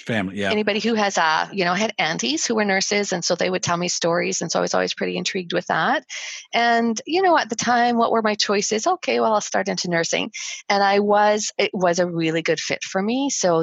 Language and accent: English; Winnipeg, Manitoba, Canada; I came from Winnipeg.